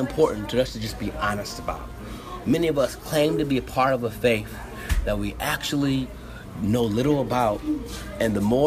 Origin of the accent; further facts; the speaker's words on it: Toledo, Ohio, United States; my hometown, Toledo, Ohio